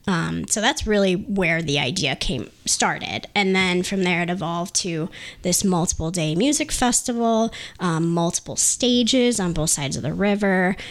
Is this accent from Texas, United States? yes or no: no; Lansing, Michigan, United States; we're all from the Lansing area, obviously, as a family